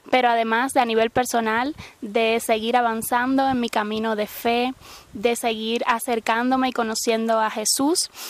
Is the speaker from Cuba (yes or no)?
yes; Cuba; eh, soy odontóloga y vengo de Cuba.